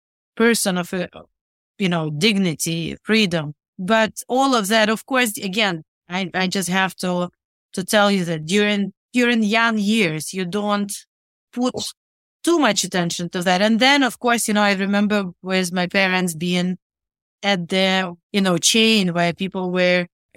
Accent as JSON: {"language": "English", "town": "Rivne", "region": "Rivne Oblast", "country": "Ukraine", "tie": "born or raised there", "said": "I was born and raised in Rivne, which is northwestern Ukraine."}